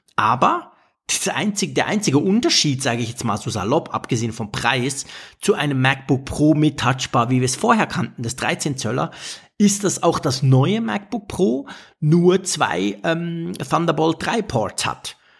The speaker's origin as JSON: {"language": "German", "country": "Switzerland"}